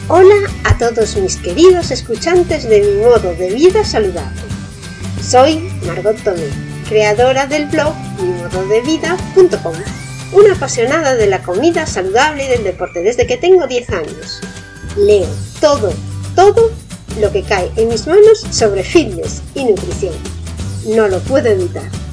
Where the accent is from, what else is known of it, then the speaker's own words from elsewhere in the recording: Spain; Aquí en España